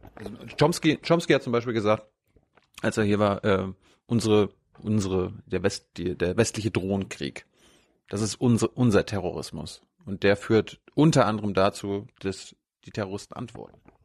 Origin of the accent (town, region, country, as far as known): Germany